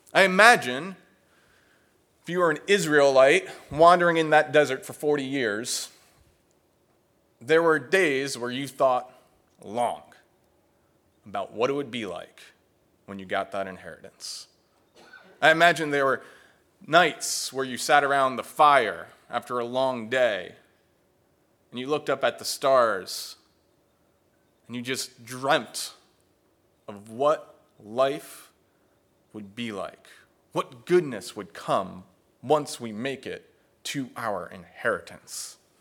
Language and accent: English; New Jersey, United States; moved away; I am originally from New Jersey